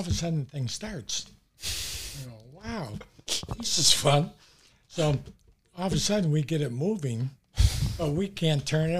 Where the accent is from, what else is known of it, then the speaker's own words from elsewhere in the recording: Oak Park, Illinois, United States; Growing up in Oak Park, that's when they were building the Eisenhower Expressway.